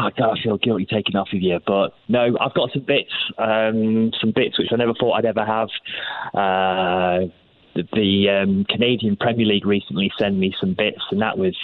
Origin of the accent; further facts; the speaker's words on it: Lincoln, East Midlands, United Kingdom; in Lincoln, where I'm from